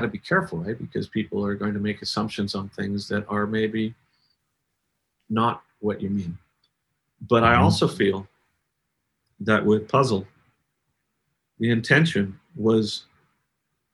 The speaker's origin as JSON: {"language": "English", "country": "Canada", "said": "I'm Canadian"}